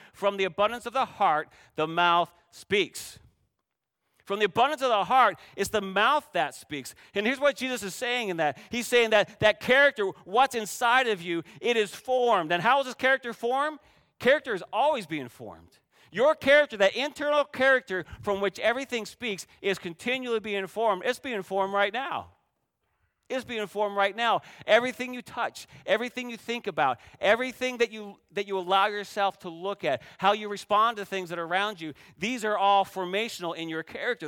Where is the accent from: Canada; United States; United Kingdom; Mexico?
Canada; moved away; I grew up playing volleyball in Canada